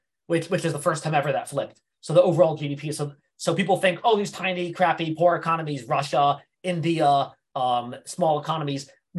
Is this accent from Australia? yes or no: no; South East England, United Kingdom; And I'm from Hampshire